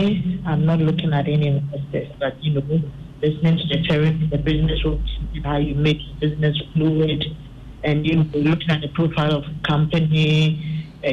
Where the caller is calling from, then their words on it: Manchester, North West England, United Kingdom; I'm calling from Manchester.